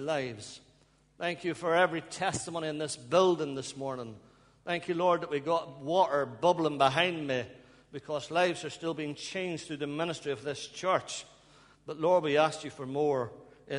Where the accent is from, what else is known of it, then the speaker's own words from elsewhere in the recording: Ballymena, Northern Ireland, United Kingdom; moved away as an adult; now in Bradford, United Kingdom; I hope you can understand my accent. I'm from Ballymena in Northern Ireland. I've been over here for over 20 years, but I think I still got some accent there